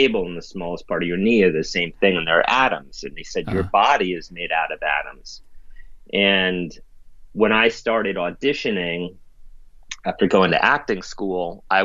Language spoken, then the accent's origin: English; New York City, New York, United States; I grew up in the East Village and was very rough and tumultuous neighborhood